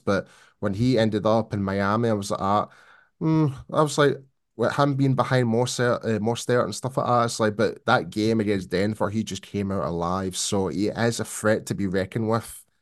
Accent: Scotland, United Kingdom; born or raised there

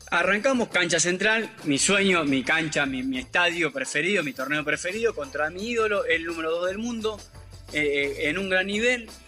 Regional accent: Venado Tuerto, Santa Fe, Argentina; lo veía de chiquito en Venado Tuerto, por la televisión con la bermuda de jean, con todos los pelos largos

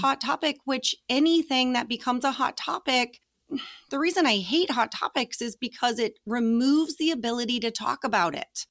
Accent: Colorado, United States; I grew up in Colorado.

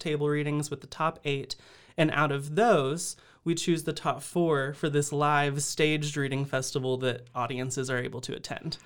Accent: Austin, Texas, United States; moved away as an adult; now in Waco, United States; I'm originally from Austin

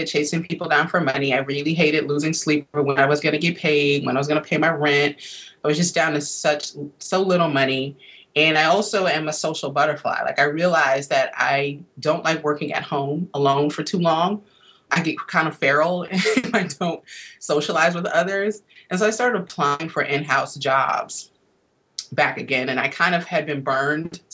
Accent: Milwaukee, Wisconsin, United States; moved away as an adult; now in Washington, D.C., United States; growing up in Milwaukee, where I'm originally from

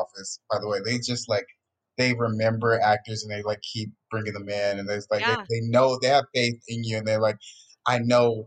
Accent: Atlanta, Georgia, United States; now in California, United States; I'm from Atlanta

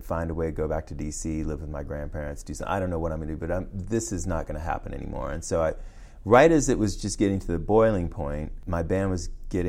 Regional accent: Washington, District of Columbia, United States; You know, because I'm from Washington, D.C., and my mother was a D.C. public school teacher.

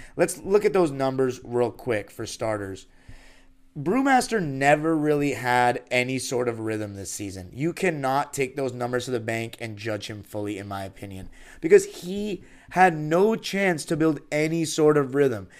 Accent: Los Angeles, California, United States; born and raised in Los Angeles.

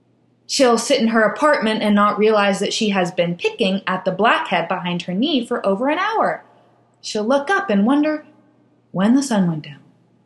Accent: Germany; English is a second language; If we were in my hometown in Germany, my mother would say that life is no pony farm, and she would say this in German.

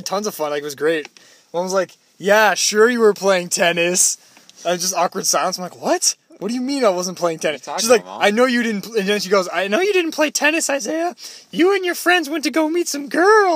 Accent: Toronto, Ontario, Canada; I'm from Toronto, too.

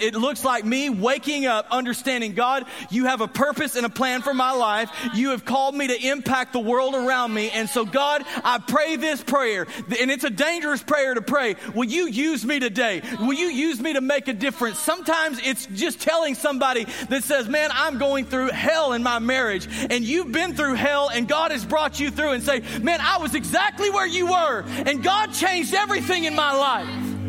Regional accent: Texas, United States; Well, we're from Texas. Everybody's Christian in Texas.

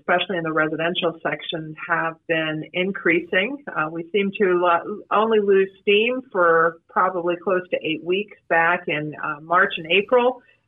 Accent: Palm Beach County, Florida, United States; I grew up in Palm Beach County. I went to Palm Beach Gardens High School

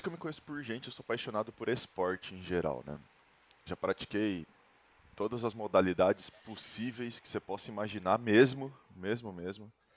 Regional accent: Sorocaba, São Paulo, Brazil; a minha cidade, que eu sou de Sorocaba

